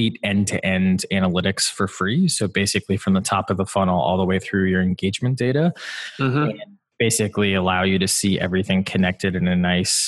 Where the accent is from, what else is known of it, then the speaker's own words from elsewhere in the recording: Wisconsin, United States; I grew up in Wisconsin